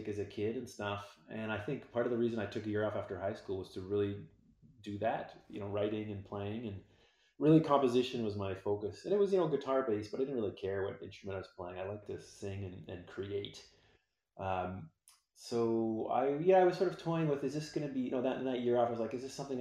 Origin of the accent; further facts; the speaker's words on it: Victoria, British Columbia, Canada; I'm from Victoria, BC, on the west coast of Canada